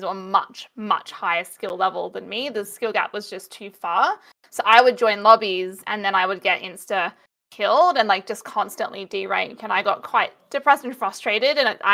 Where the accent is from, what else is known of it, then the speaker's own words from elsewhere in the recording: Australia; as an Aussie